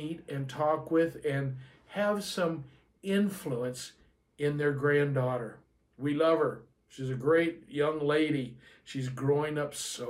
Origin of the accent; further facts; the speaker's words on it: Southern California, United States; I grew up here in Southern California